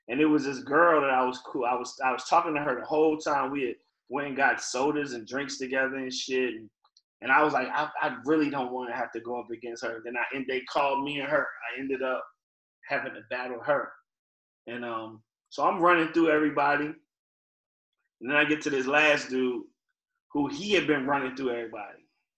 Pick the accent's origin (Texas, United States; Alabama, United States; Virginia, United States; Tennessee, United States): Virginia, United States; So I didn't sound like I was from Virginia, but I wanted people to know, like, you know, we got a hip-hop scene here too.